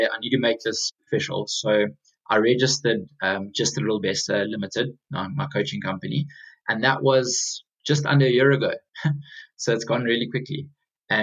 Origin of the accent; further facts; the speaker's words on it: South Africa; moved away as an adult; now in London, United Kingdom; I'm originally from South Africa. So I got into my running back in South Africa. I then moved across to London just under 4 years ago